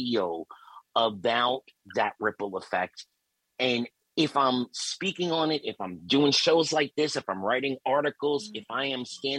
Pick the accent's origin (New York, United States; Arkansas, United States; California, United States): New York, United States; I grew up in New York